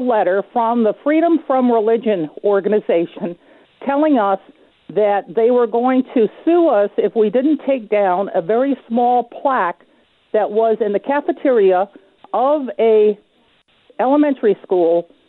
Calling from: Wythe County, Virginia, United States; I'm calling from Wythe County, Virginia.

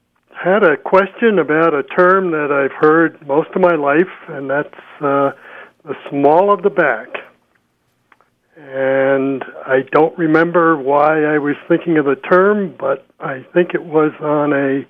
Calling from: Dolores, Colorado, United States; Dolores, Colorado.

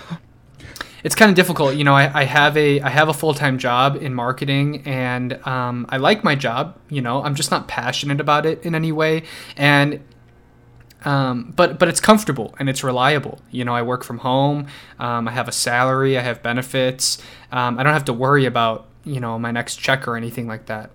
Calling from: Chicago, Illinois, United States; I'm calling from the Chicagoland area in Illinois.

